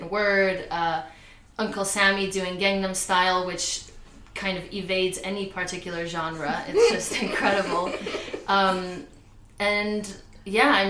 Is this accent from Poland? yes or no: yes; Poland; moved away; I'm also a queer, non-binary Polish immigrant